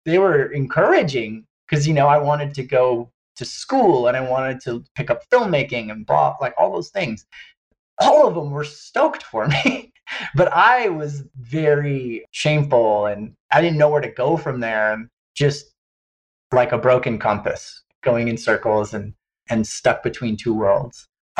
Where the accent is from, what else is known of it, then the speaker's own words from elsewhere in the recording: Hawaii, United States; I grew up in Hawaii on the Big Island, and I was always enamored by surfing as a little boy growing up on my dad's sailboat.